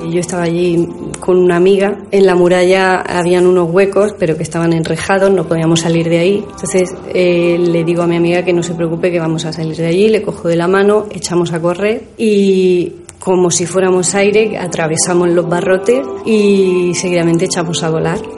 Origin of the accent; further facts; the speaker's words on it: Peru; Eh, yo soy peruana. En mi cultura le damos un significado, tenemos un significado para este sueño.